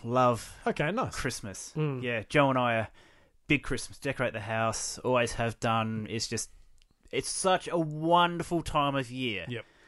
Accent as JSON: {"language": "English", "town": "Kingscote", "region": "South Australia", "country": "Australia", "tie": "born or raised there", "said": "I was born here in South Australia in a small rural town of Kingscote"}